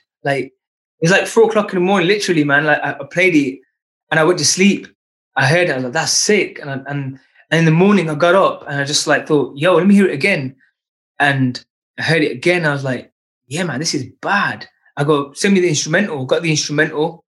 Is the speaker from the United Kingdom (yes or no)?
yes; United Kingdom; as a British Punjabi